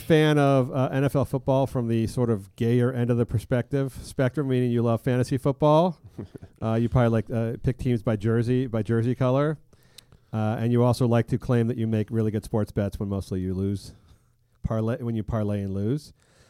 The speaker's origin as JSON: {"language": "English", "country": "United Kingdom", "said": "no, I'm a British, I don't speak Spanish."}